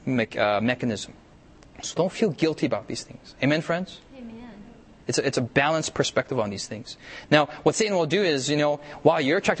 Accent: United States; I'm an American myself

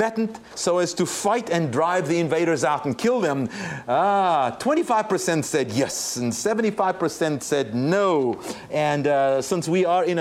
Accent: South Africa; now in United States; I was born and raised in South Africa

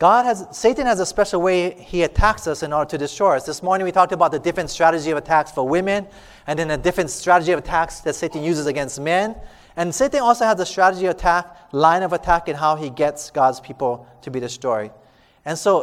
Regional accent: Hawaii, United States; we're from Hawaii

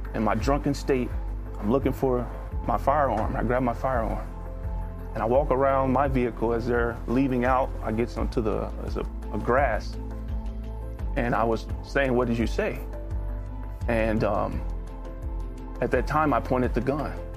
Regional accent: Indianapolis, Indiana, United States; I grew up in Indianapolis, Indiana

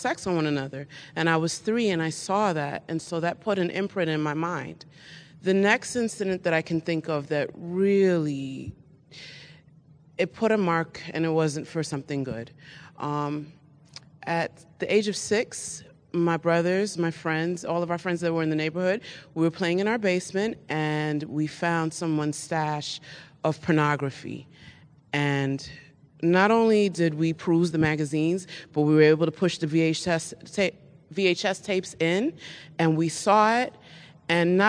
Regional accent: New York City, New York, United States; I'm originally a native of Queens, New York

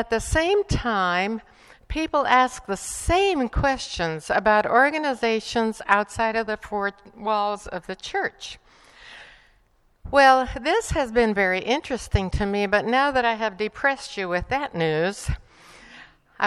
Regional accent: Bolivia; English is a second language; also born or lived in Estonia; now in United States; I grew up in Bolivia

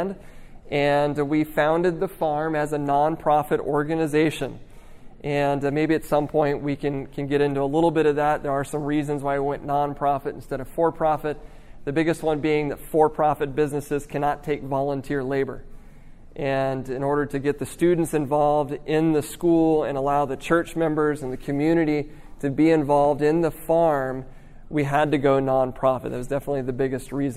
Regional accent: Midwest, United States; moved away as an adult; also born or lived in Oklahoma / Nevada; now in California, United States; I'm from the Midwest. I grew up in the Midwest.

